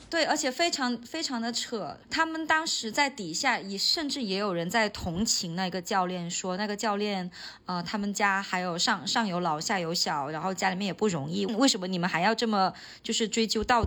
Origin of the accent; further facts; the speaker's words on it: Hainan, China; 我会说海南话，因为我现在可能看起来不太像海南人了。 但事实上我海南话说得好得很